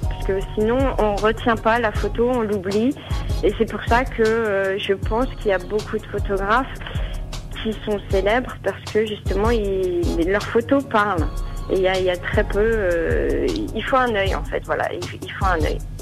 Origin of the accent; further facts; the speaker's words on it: France; moved away; also born or lived in United States; en tant que française, photographe